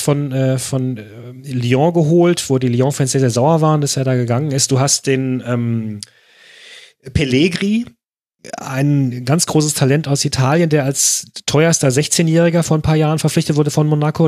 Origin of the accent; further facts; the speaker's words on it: Germany; als Deutscher